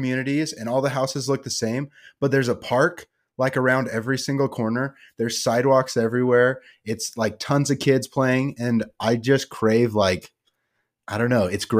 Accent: Ephrata, Washington, United States; this is officially now our second Ephrata Tiger to join the podcast, me being the first.

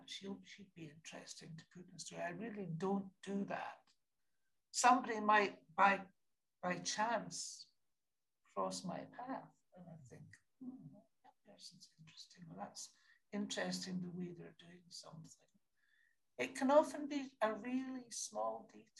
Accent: Scotland, United Kingdom; I'm Scottish

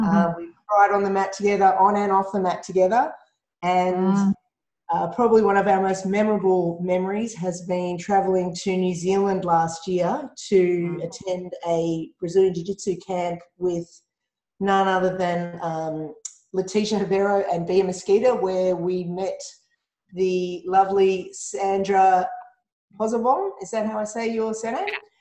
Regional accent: Toronto, Ontario, Canada; I'm from Toronto.

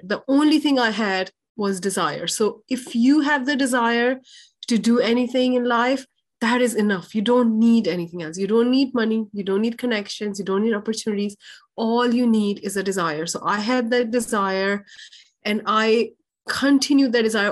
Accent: Pakistan; i was born in a very in a lower middle class family in pakistan

